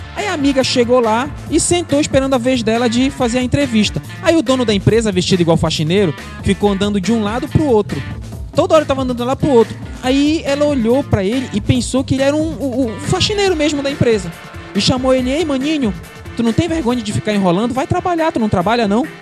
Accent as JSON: {"language": "Portuguese", "country": "Brazil", "said": "Sou da terra firme. Quando sou da periferia."}